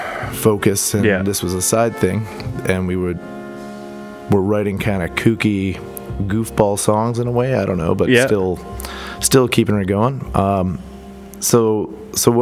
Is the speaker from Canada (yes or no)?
yes; Edmonton, Alberta, Canada; I was born in Edmonton, and I like this city.